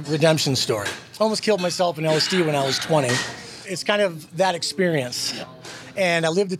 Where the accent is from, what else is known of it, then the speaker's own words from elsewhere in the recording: Boston, Massachusetts, United States; moved away as an adult; now in Roswell, United States; I'm from Boston originally, so I'm from a very fast pace, which stresses me out enough. I've been here 20 years